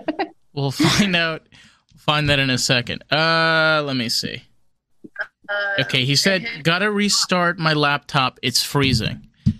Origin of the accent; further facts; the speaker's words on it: East Coast, United States; now in Los Angeles, United States; I'm from the East Coast